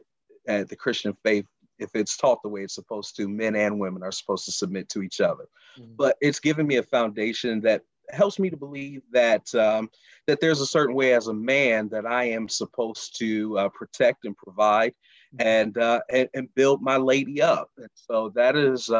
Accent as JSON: {"language": "English", "town": "Charlotte", "region": "North Carolina", "country": "United States", "moved": "as an adult", "lives_now": "Baltimore, United States", "said": "I'm originally from Charlotte, North Carolina. I've been in the Baltimore area for the last almost 3 years"}